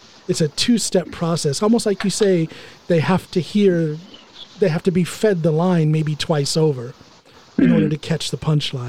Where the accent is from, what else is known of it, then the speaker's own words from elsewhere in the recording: Finnmark, Norway; accent: Finnmark; not knowing that I speak fluent Norwegian with a Finnmark accent.